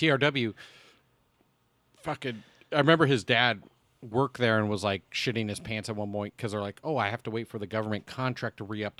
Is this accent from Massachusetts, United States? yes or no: no; South Bay, California, United States; And growing up in the South Bay